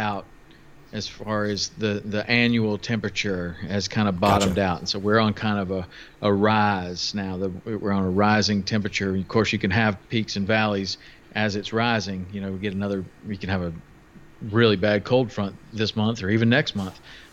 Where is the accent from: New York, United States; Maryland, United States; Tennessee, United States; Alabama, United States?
Tennessee, United States; moved away as an adult; also born or lived in Jackson, Wyoming; I grew up in Tennessee